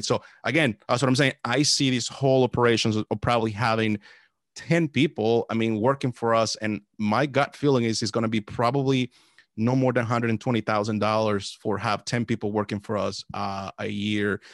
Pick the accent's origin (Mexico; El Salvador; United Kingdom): El Salvador; now in Washington, D.C. area, United States; I was born in El Salvador. Uh, that's where I was born. Came to the States back in two thousand